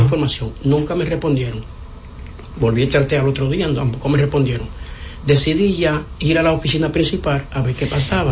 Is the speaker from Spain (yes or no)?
no; Santo Domingo Norte, Distrito Nacional, Dominican Republic; Soy de Santo Domingo Norte